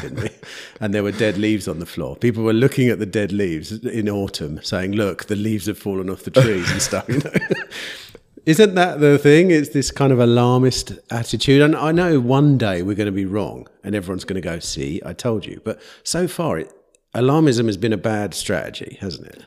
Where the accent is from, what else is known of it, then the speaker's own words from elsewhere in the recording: England, United Kingdom; I'm an English person.